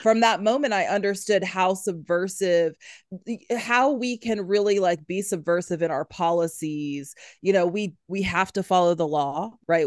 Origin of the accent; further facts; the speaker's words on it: Huntsville, Alabama, United States; moved away as an adult; also born or lived in Louisiana / Syracuse; I grew up here in Huntsville